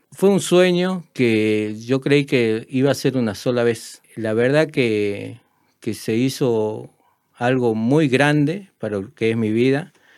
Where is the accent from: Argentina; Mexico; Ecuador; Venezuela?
Argentina; Tartagal, Salta; also born or lived in San Pedro de Jujuy, Jujuy, Argentina; Soy de San Pedro de Jujuy. Me vine a los 10 años a Tartagal. Eh, me considero una persona de Tartagal.